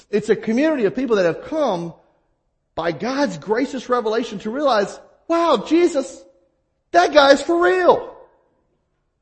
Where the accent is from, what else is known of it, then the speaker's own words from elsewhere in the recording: the South, United States; now in Midwest, United States; where I grew up in the South